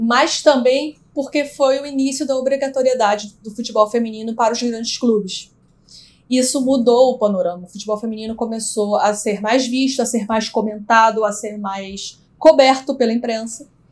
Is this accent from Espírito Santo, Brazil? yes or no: yes; Espírito Santo, Brazil; não sou carioca, eu sou capixaba.